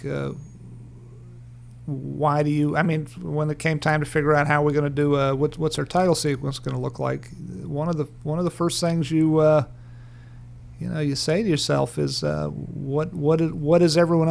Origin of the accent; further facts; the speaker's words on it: Farmville, Virginia, United States; my friend Angus Wall, I grew up in Farmville, Virginia